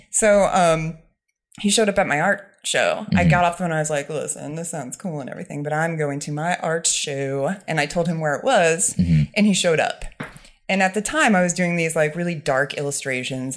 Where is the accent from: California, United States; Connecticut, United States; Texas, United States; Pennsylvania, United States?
Connecticut, United States; Ledyard; moved away as an adult; also born or lived in New York / Paris; I grew up in Ledyard, Connecticut, where Foxwoods Casino is